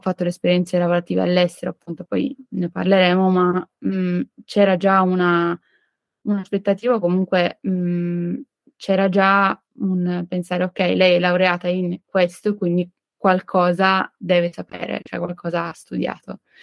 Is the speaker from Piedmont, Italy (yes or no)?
yes; Turin, Piedmont, Italy; also born or lived in Nancy, France; vengo da Torino